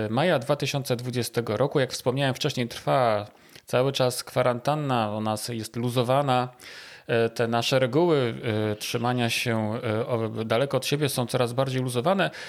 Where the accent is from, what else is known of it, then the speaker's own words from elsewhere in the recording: Gdańsk, Pomeranian Voivodeship, Poland; now in Warsaw, Poland; ja z Gdańska też do Warszawy przyjechałem i też pierwszy mój odruch to był taki, chcę wrócić z powrotem do Gdańska.